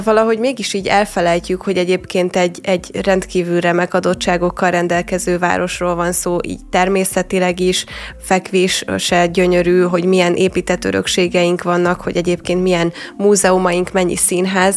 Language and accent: Hungarian; Hungary; mint magyar ember